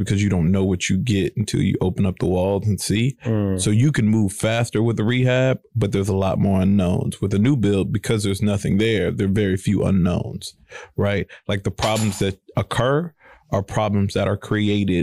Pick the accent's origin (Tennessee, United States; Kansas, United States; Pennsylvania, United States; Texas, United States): Texas, United States; Houston; from the South Side, born and raised, went to school on the South Side, went to U of H.